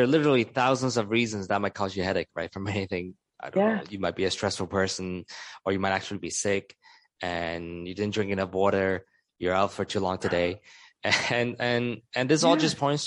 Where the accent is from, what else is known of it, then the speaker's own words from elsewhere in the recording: Hong Kong; moved away; also born or lived in United States; I used to spend 10 years in the United States, but I'm originally from Hong Kong, from Chinese culture